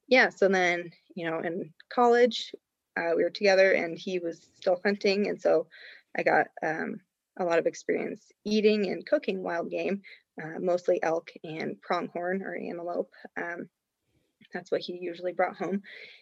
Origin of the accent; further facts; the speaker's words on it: Cody, Wyoming, United States; So, you know, growing up, I grew up in Cody, Wyoming. It's right outside of Yellowstone.